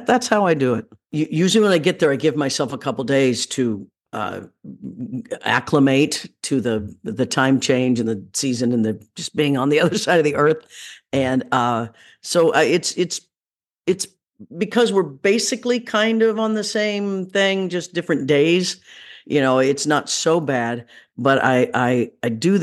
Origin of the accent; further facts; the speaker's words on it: Leavenworth, Kansas, United States; I'm from Leavenworth, Kansas